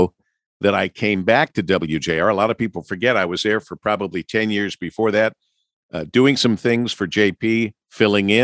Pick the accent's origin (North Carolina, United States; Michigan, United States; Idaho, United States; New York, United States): Michigan, United States; Monroe; I grew up in Monroe, Michigan